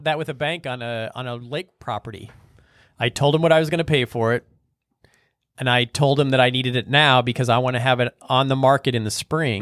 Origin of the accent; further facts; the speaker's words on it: North Platte, Nebraska, United States; I'm from North Platte